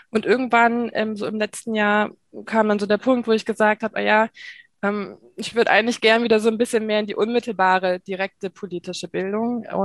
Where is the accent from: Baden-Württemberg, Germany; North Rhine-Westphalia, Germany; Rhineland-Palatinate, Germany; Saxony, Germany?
North Rhine-Westphalia, Germany; now in Mainz, Germany; Ich komme nämlich ursprünglich ähm, aus der Nähe von Köln, also bin auch mhm. Nordrhein-Westfalen, ähm, wohne jetzt aber schon seit vielen, vielen Jahren ähm, in Mainz.